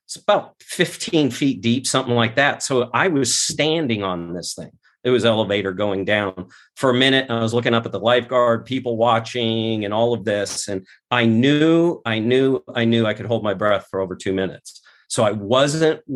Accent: Scottsdale, Arizona, United States; I was born not in Scottsdale, but I was raised in South Scottsdale, Arizona.

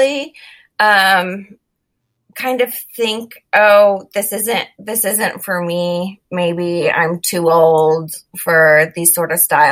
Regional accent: Florida, United States; growing up in Florida in hurricane season

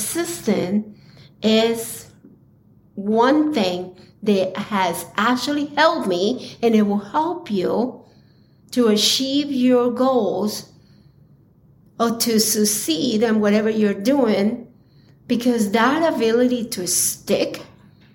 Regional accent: Colombia; growing up in Colombia

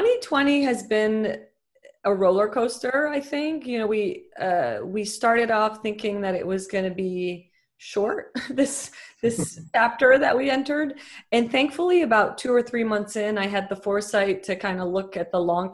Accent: Dubai, United Arab Emirates; born there; also born or lived in Lebanon; brother was born in Dubai. We're the only ones that were born there.

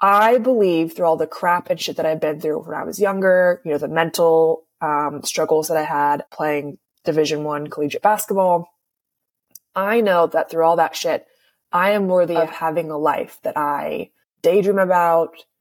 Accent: a tiny town in California, United States; moved away as an adult; also born or lived in San Diego, United States; now in New York, United States; I'm from a tiny town in California

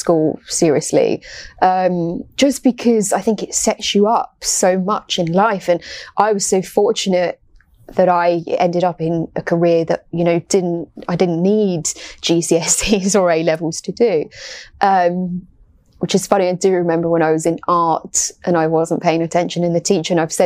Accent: United Kingdom; moved away as an adult; also born or lived in United States; I always think of myself as British first and then American second.

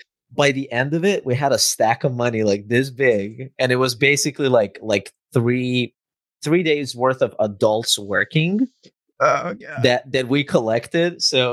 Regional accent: Novi Sad, Vojvodina, Serbia; It's called Exit. It's in my hometown

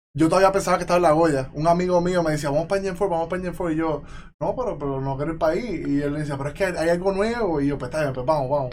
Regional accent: Yabucoa, Puerto Rico; also born or lived in Chicago, United States / Mayagüez, Puerto Rico; yo vengo de Yabucoa. Yo vengo de Yabucoa, arriba, monte, una vida bien tranquila. Viví en Chicago como niño, hasta tercer grado.

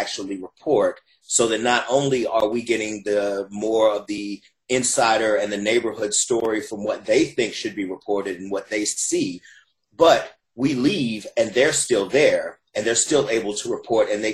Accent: Huntsville, Alabama, United States; moved away as an adult; now in Atlanta, United States; I'm from Huntsville, Alabama

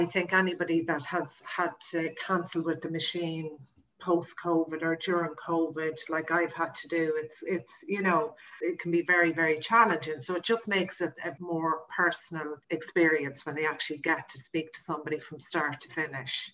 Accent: Kells, Leinster, Ireland; moved away as an adult; now in New York, United States; I'm from Kells in County Meath the Royal County

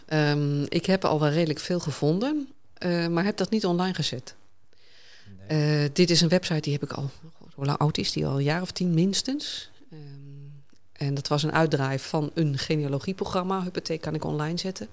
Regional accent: Hoogezand, Groningen, Netherlands; also born or lived in Sappemeer; ik ben geboren in Sappemeer, verhuisd naar Hoogzand.

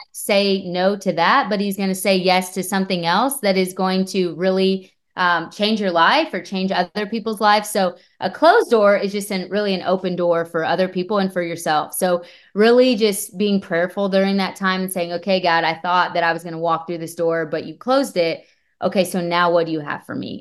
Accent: Bremen, Indiana, United States; moved away; I grew up in Bremen, Indiana

